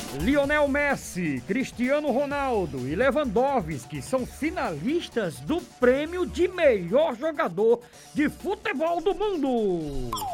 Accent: Paraíba, Brazil; no futebol da minha terra, o futebol da Paraíba

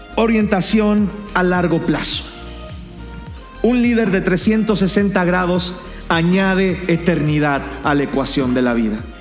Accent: Mexico

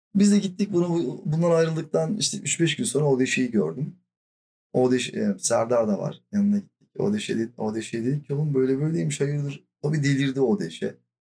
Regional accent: Silifke, Mersin, Turkey; born or raised there; now in Istanbul, Turkey

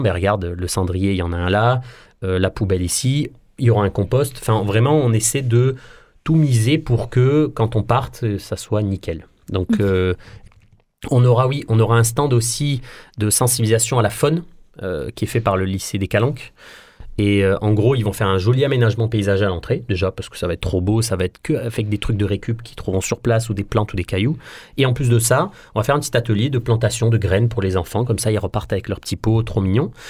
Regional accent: Marseille, Provence-Alpes-Côte d'Azur, France; on est des Marseillais, et puis on, défend euh, l'amour qu'on a pour notre ville.

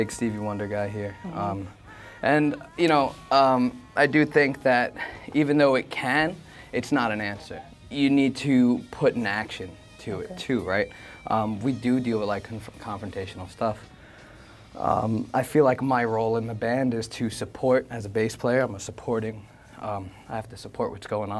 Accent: New York, United States; from Brooklyn 718

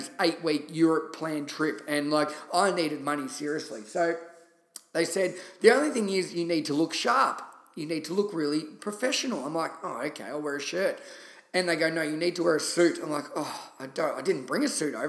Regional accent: Shepparton, Victoria, Australia; moved away as an adult; also born or lived in London; my home country town in Shepparton, Victoria

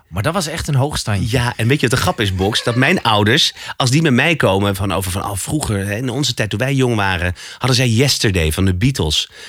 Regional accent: Alphen aan den Rijn, South Holland, Netherlands; bij ons in Al van de Rijn

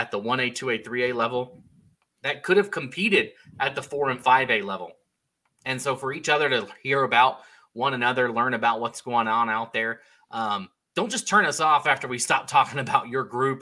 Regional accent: North Carolina, United States; moved away as an adult; now in Idaho, United States; I grew up obviously in North Carolina.

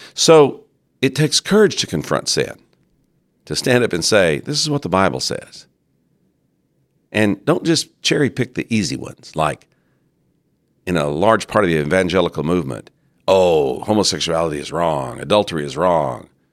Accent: United States; In the American church

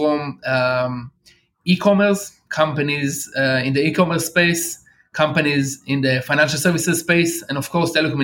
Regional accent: Israel; I've been blessed to born here in Israel

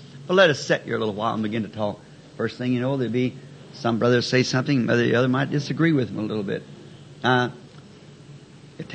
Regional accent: the South, United States; I'm a Southerner

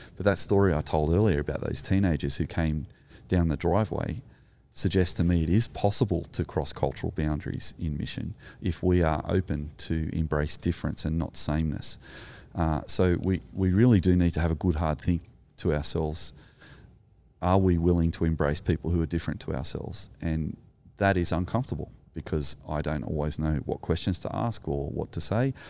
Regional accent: Australia; as an Australian

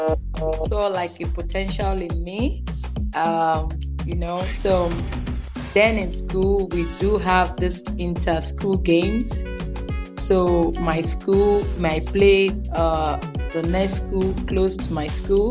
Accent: Lagos, Nigeria; moved away as an adult; now in Saudi Arabia; I was born and brought up in Lagos

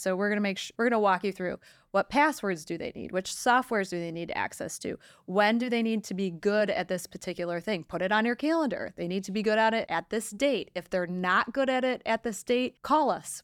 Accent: Detroit, Michigan, United States; I am from Detroit

